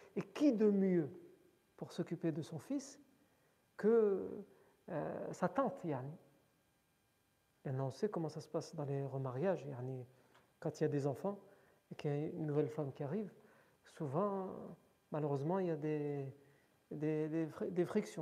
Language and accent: French; France; on est né en France, on a grandi en France.